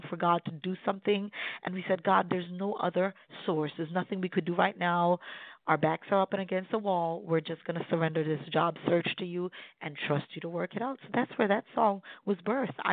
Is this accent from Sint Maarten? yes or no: yes; Sint Maarten; now in Baltimore Washington area, United States; I'm originally from the Caribbean, the beautiful islands of Sint Maarten.